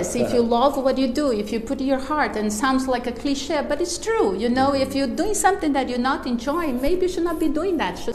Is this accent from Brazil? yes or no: yes; Brazil; now in Miami, United States; I'm from Brazil, so we speak a lot of Portuguese